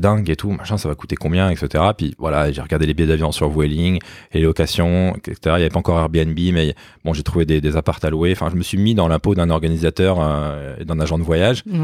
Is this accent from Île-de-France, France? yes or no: yes; Limeil-Brévannes, Île-de-France, France; en banlieue parisienne, euh, à limeil brévan exactement, une petite ville coincée entre Boissy-Saint-Léger, la ligne A, et Villeneuve-Saint-Georges, la ligne D